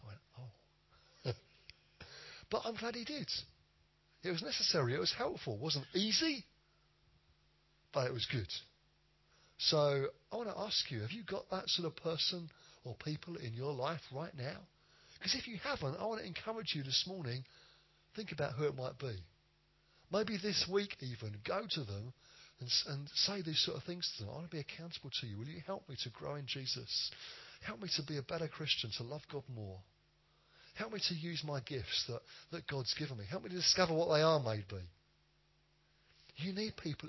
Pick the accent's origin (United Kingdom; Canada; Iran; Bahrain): United Kingdom; we're British